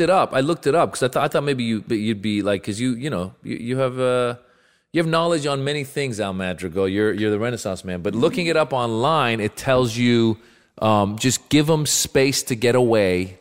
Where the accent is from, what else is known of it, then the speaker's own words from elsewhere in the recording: Marin County, California, United States; I grew up in Marin County, so, you know, woodsy area where I was